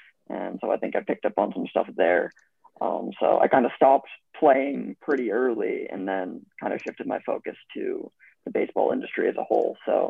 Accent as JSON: {"language": "English", "area": "Bay Area", "region": "California", "country": "United States", "tie": "born or raised there", "said": "I grew up in Bay Area."}